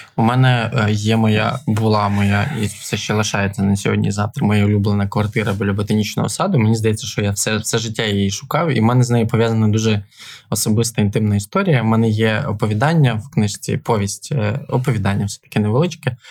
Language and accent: Ukrainian; Ivano-Frankivsk, Ivano-Frankivsk Oblast, Ukraine; now in Kyiv, Ukraine; в Івано-Франківську, це теж моє рідне місто